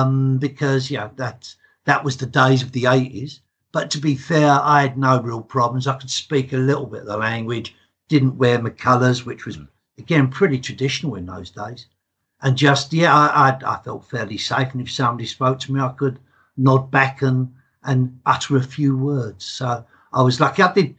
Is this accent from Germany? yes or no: no; England, United Kingdom; accent: English; as you can tell by my accent, I'm as English can be. my dad was Hungarian, right. And so half my family still lives over there.